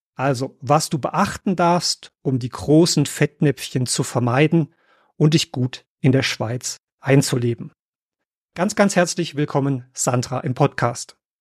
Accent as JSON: {"language": "German", "country": "Germany", "said": "für uns Deutsche"}